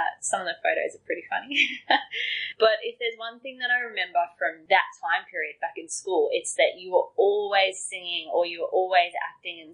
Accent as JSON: {"language": "English", "town": "Coffs Harbour", "region": "New South Wales", "country": "Australia", "tie": "born or raised there", "said": "we grew up in Coffs Harbour"}